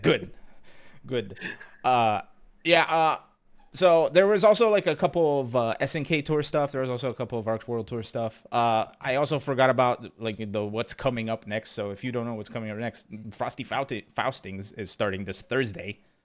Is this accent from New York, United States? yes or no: no; Pennsylvania, United States; now in Texas, United States; I grew up in Pennsylvania